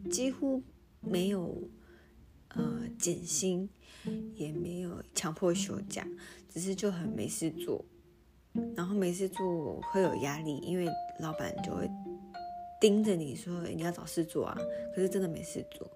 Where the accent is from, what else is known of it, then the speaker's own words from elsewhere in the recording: Taiwan; 我们台湾人